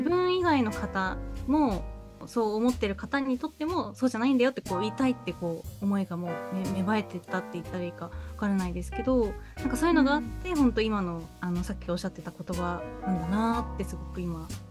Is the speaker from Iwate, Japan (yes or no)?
yes; Iwate, Japan; now in Kanto, Japan; 私もあの岩手出身なので